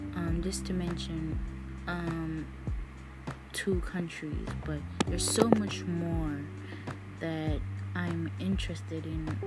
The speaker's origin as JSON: {"language": "English", "country": "Jamaica", "said": "I'm Jamaican"}